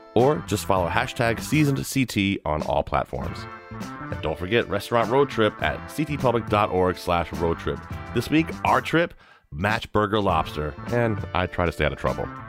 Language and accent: English; Newtown, Connecticut, United States; Bagel Delight in my hometown, Newtown